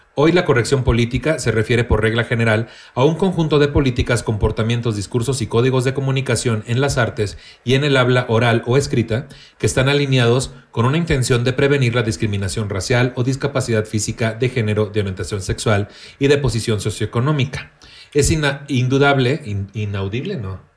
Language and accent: Spanish; Tampico, Tamaulipas, Mexico; moved away; naciendo y creciendo en Tampico